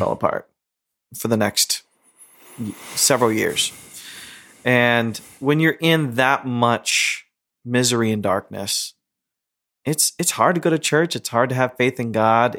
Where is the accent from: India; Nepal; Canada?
India; As rebellious as an Indian can be